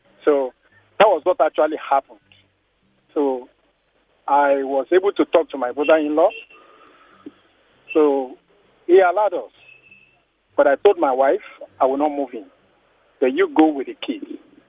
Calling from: Ikoyi, Lagos, Nigeria; Yes, I'm calling from Ikoyi.

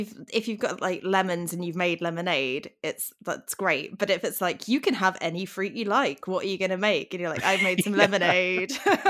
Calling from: Derby, East Midlands, United Kingdom; I'm in Derby, England.

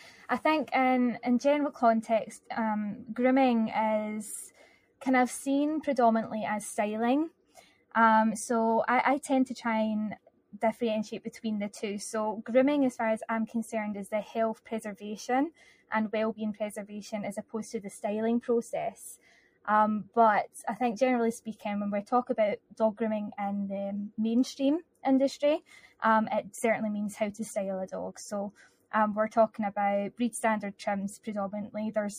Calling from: Kilmarnock, Scotland, United Kingdom; So I'm 20 minutes from Glasgow, a town called Kilmarnock.

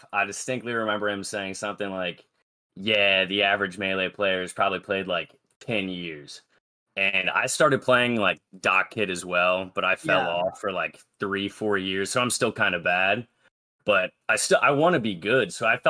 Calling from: Richmond, Virginia, United States; I'm calling in from Richmond, Virginia.

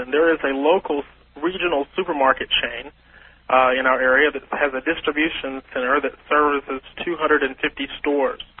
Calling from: Longview, Texas, United States; I'm calling from Longview, Texas.

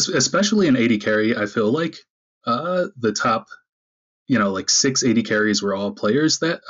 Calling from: Philadelphia, Pennsylvania, United States; I'm calling from Philadelphia, Pennsylvania.

